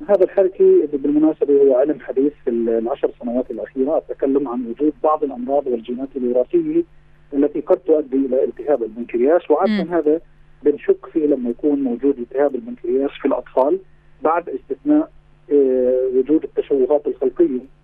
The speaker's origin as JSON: {"language": "Arabic", "country": "Palestine", "said": "عندنا في فلسطين"}